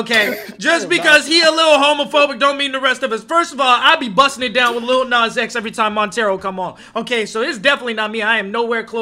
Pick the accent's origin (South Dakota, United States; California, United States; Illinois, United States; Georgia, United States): California, United States; I'm from California. We got mountains, bro. We got mountains here.